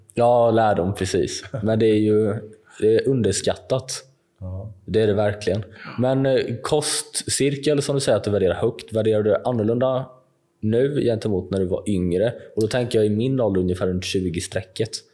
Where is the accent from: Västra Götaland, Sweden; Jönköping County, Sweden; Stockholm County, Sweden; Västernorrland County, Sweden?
Jönköping County, Sweden; Jönköping; min hemstad, säkert Jönköping